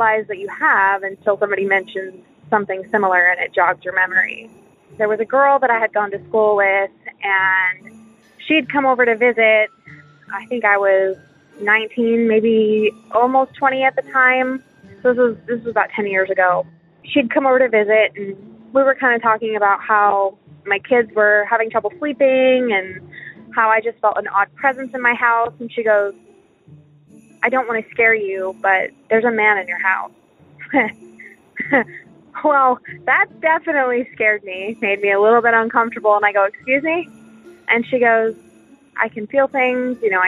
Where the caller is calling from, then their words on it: Texas, United States; I'm calling from Texas